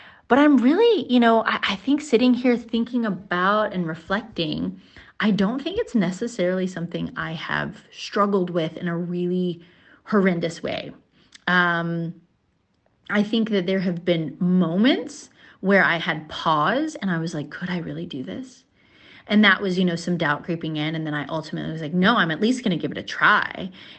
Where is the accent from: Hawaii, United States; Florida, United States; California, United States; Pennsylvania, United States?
Hawaii, United States; moved away as an adult; also born or lived in Mississippi; I was moving from Mississippi, but I was from Hawaii and Mississippi kind of jointly because that's where my parents lived.